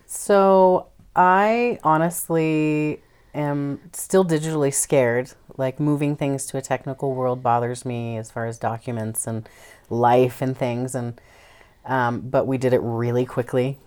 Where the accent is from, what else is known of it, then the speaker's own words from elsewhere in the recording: Idaho, United States; moved away; also born or lived in Tacoma, Washington / Everett, Washington / Virgin Islands; I was born in Idaho